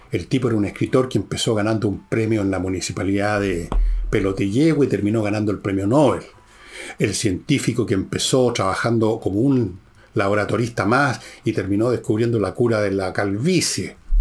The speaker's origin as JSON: {"language": "Spanish", "country": "Chile", "said": "yo y muchos chilenos, muchos chilenos, estamos mirando ahora a Argentina"}